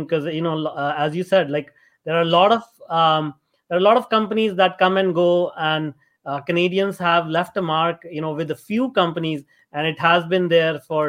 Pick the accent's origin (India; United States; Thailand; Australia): India; I was born and brought up in India.